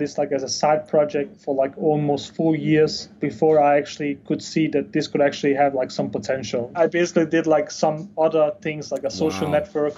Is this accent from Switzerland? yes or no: no; Denmark; moved away as an adult; also born or lived in Bosnia / Chile; So I was born in Bosnia, but I grew up in Denmark